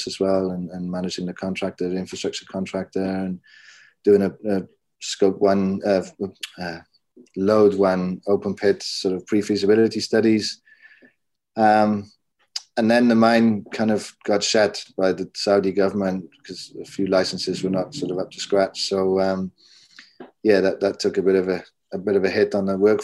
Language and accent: English; Maerdy, Wales, United Kingdom; moved away; also born or lived in Switzerland; I was born in the Welsh coalfields and southwest coalfields in Mardi, which is at the top of the Rhondda Vach.